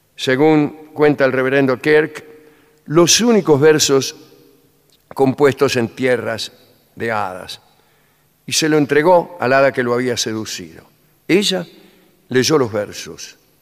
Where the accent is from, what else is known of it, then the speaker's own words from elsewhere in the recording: Buenos Aires, Argentina; Yo soy un habitante de Buenos Aires